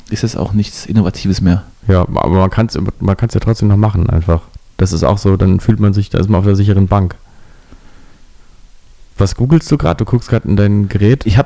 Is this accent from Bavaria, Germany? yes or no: no; Berlin, Germany; aber ich komme auch aus Berlin. Da habe ich irgendwann angefangen, so zu Berlinern, um ihm zu beweisen, dass ich wirklich Berliner bin.